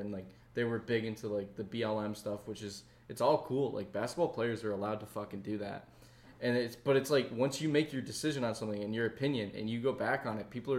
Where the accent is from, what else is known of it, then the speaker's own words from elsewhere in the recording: East Coast, United States; I grew up on the East Coast.